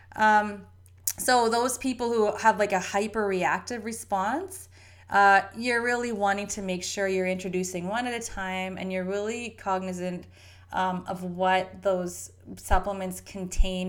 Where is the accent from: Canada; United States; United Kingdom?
Canada; we Canadians eat this drivel too. I'm a Canadian.